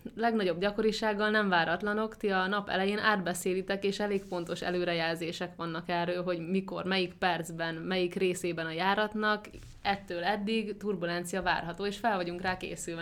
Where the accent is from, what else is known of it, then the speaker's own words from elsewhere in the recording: Hungary; now in near Budapest, Hungary; vidéken nőttem fel